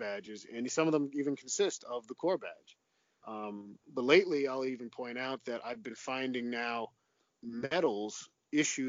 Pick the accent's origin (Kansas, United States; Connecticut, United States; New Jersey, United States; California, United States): New Jersey, United States; my home state of New Jersey